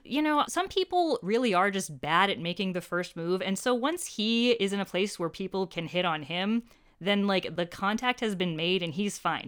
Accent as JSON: {"language": "English", "country": "United States", "said": "I feel so embarrassingly pegged as an American Anglophile"}